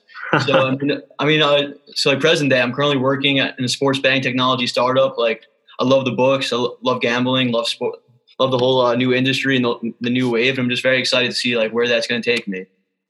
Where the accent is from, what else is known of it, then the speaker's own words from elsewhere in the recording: United States; coming from the States